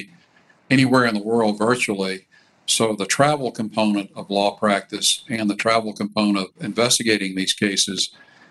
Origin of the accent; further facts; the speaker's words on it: Columbus, Georgia, United States; moved away as an adult; also born or lived in Washington / Atlanta; my hometown of Columbus, Georgia